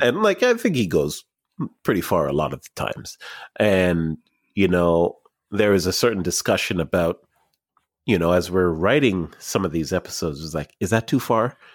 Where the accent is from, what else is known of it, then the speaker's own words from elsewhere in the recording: Markham, Ontario, Canada; I grew up in Markham